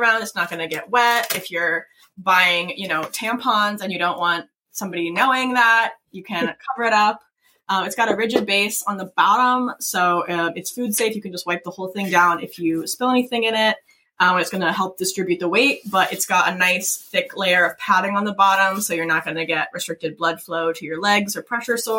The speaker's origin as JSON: {"language": "English", "region": "Kentucky", "country": "United States", "tie": "born or raised there", "said": "I grew up in Kentucky"}